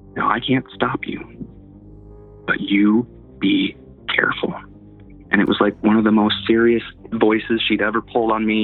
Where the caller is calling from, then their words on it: Iowa, United States; I'm calling from Iowa, Midwest USA